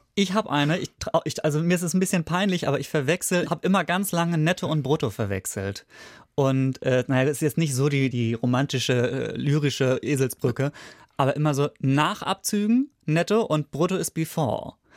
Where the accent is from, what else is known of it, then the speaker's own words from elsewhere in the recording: Schleswig-Holstein, Germany; ich komme aus Schleswig-Holstein